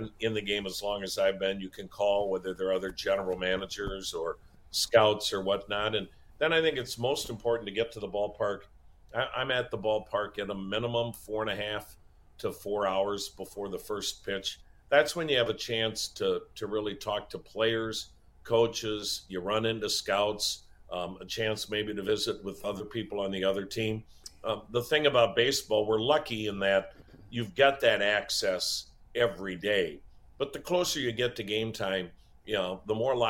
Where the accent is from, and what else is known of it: Wisconsin, United States; born or raised there; moved away